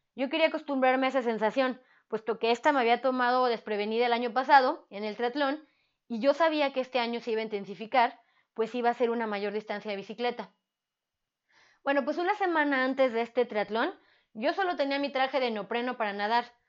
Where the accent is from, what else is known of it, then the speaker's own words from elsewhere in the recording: Mexico; como buena mexicana